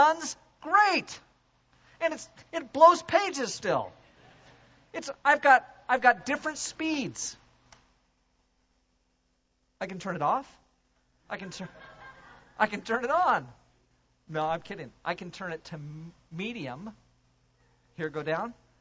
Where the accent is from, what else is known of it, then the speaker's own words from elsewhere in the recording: United States; now in Canada; I'm from the States.